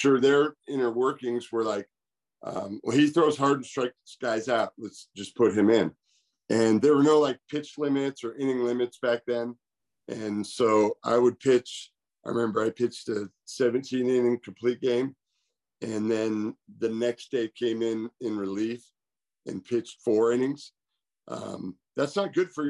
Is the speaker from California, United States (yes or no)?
yes; California, United States; I went back to my hometown, JC, and played both sports, basketball and baseball